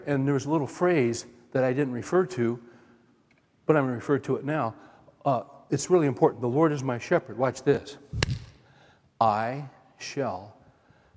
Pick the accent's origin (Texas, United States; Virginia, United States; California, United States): California, United States; Central Valley; I grew up in California, Central Valley